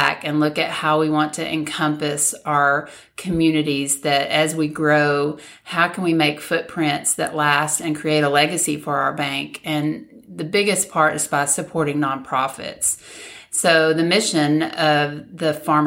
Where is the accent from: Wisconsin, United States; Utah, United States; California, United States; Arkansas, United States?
Arkansas, United States; Magnolia; moved away as an adult; originally from Magnolia, born and raised, and still have a big heart that lives in Magnolia